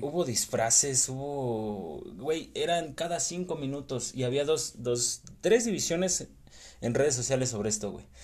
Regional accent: Mexico; siendo mexicano

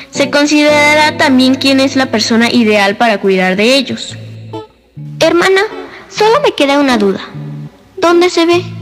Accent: Puebla, Mexico; tengo seis años y vengo de la ciudad

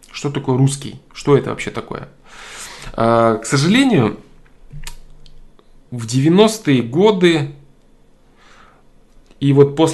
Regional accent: Russia; Я вырос в России, это моя родина, и я понимаю, что я никогда не стану немцем, американцем и так далее. Но действительно ли я русский? Я сам бурят по национальности, но буряты это русские.

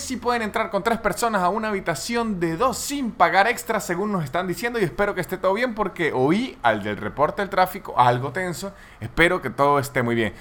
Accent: San Cristóbal, Táchira, Venezuela; Yo que soy de Venezuela, de donde soy yo, que se llama San Cristóbal

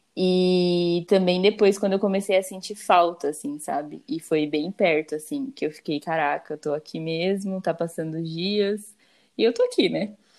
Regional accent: Campinas, São Paulo, Brazil; moved away as an adult; eu saí de casa, que eu saí de Campinas, fui pra São Paulo

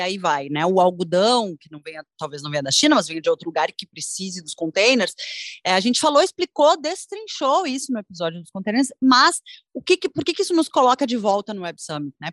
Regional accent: Brazil; eu, como brasileira

